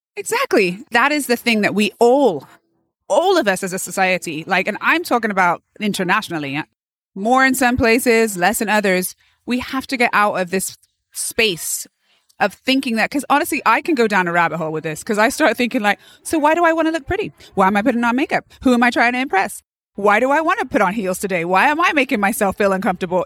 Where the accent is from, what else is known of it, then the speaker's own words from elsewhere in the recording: Bath, South West England, United Kingdom; moved away as an adult; also born or lived in London; now in United States; I am from England originally, Bath, England.